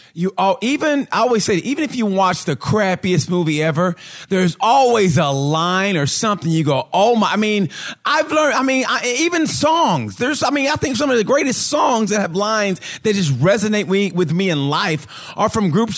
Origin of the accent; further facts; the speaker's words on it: Oklahoma, United States; I grew up in Oklahoma